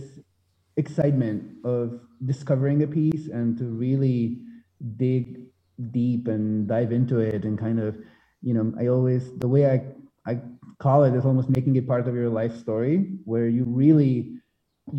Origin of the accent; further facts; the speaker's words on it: Spain; moved away as an adult; now in United States; I'm from Spain. I have a very, very strong, I would say, Spanish identity, even if I've been in the US for a long time, for almost half my life now.